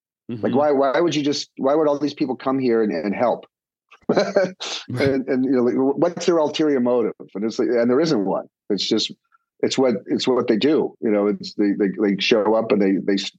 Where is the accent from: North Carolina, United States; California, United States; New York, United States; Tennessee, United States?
New York, United States; I'm from New York.